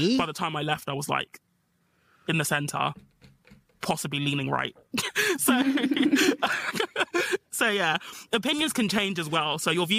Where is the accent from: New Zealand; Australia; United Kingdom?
United Kingdom; as a Brit.